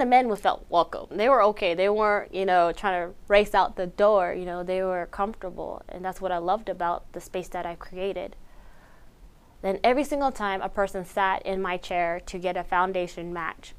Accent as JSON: {"language": "English", "area": "Beishpito", "region": "Arizona", "country": "United States", "first_language": "Navajo", "said": "I am from Beishpito, Arizona, located on the beautiful Navajo Nation, Dineh Nation"}